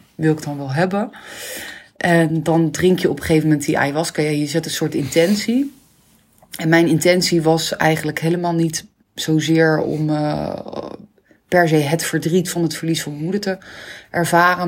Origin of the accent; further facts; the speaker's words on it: Rockanje, South Holland, Netherlands; opgegroeid in Rokanje. Een heel kneuterig dorpje onder Rotterdam